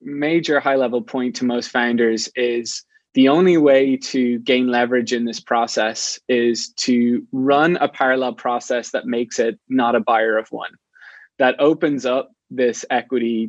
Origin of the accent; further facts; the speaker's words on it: Ireland; moved away as an adult; now in San Francisco, United States; I'm not from the US, I'm from Ireland. And about 10 years ago, I moved to San Francisco